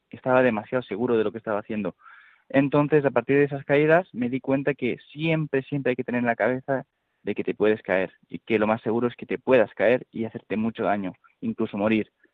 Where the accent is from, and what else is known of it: Spain